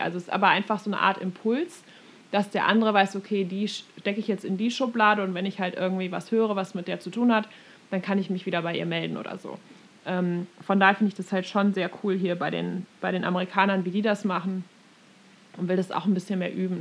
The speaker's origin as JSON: {"language": "German", "country": "Germany", "moved": "yes", "lives_now": "United States", "said": "als Deutsche"}